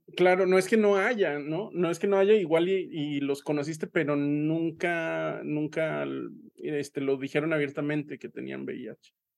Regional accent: Aguascalientes, Mexico; now in Saltillo, Mexico; yo soy de Aguascalientes y en Aguascalientes somos muy persinados

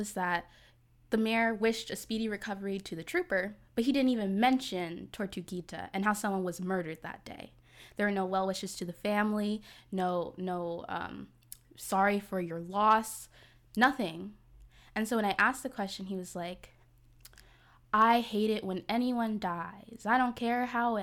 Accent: New Jersey, United States; now in Atlanta, United States; I'm from Jersey

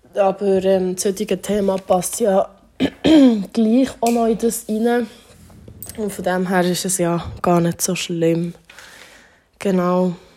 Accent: Thun, Bern, Switzerland; ich bin in Thun aufgewachsen

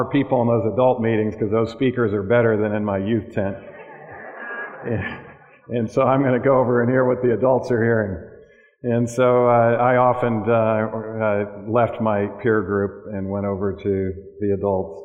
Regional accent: Michigan, United States; moved away; back in my home state of Michigan.

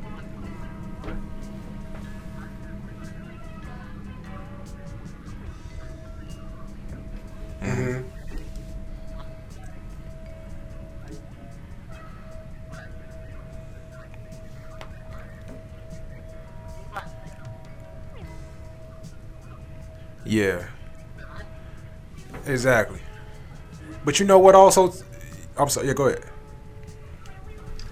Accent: Chicago, Illinois, United States; we grew up in Chicago.

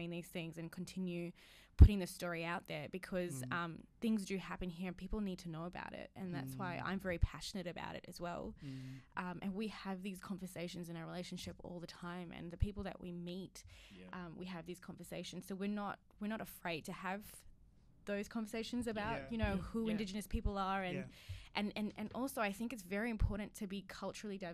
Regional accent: New Zealand; now in Perth, Australia; growing up in New Zealand

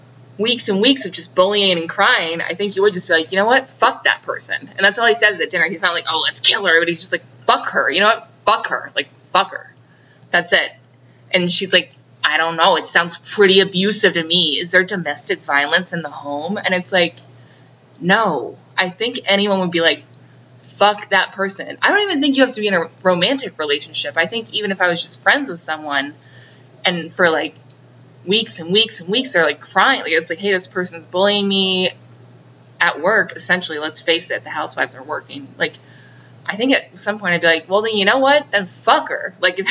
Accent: Long Island, New York, United States; now in Orange County, United States; but it's me, I talk like that, cause I'm from Long Island, am I right?

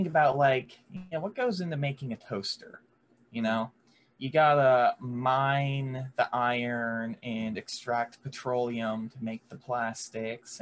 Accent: rural Florida, United States; I may be from the more rural part of Florida

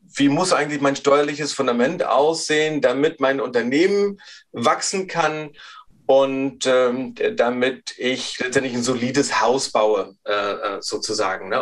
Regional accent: Rostock, Mecklenburg-Vorpommern, Germany; ich bin ein Ostseekind

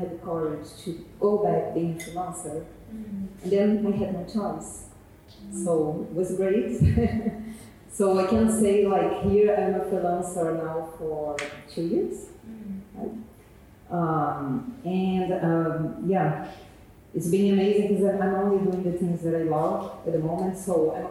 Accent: Brazil; moved away as an adult; now in London, United Kingdom; I'm from Brazil

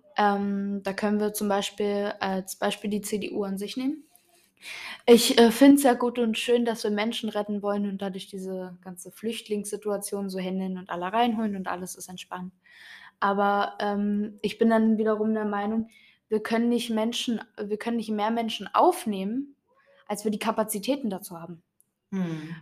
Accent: Germany; bei uns in Deutschland

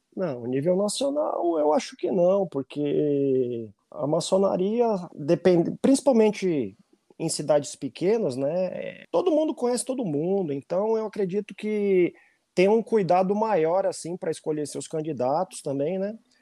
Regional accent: Manaus, Amazonas, Brazil; now in São Paulo, Brazil; eu sou da terra mais abençoada que tem nesse Brasil. O glorioso estado do Amazonas. Eu sou de Manaus.

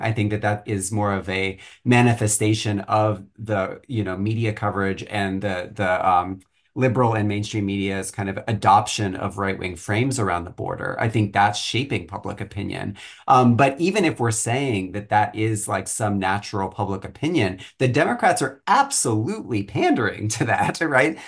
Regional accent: Flower Mound, Texas, United States; moved away; I grew up in in Flower Mound, Texas, which is north of Dallas

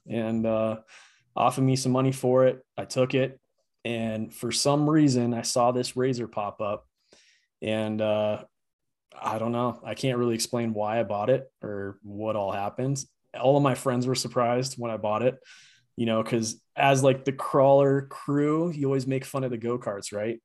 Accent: Grand Junction, Colorado, United States; I grew up in Grand Junction

